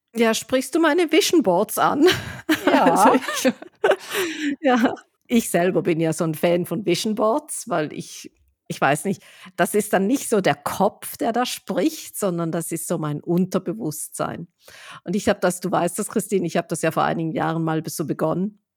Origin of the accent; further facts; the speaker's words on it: Switzerland; wie ich als Schweizerin sagen würde